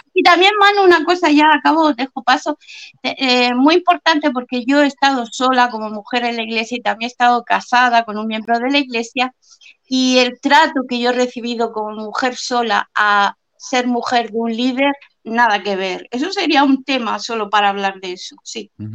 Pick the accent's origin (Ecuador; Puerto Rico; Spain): Spain; accent: Spanish; cuando oían mi acento español, pues me decían, ah, ¿de dónde eres? Y tan ignorantes que le decía que era de España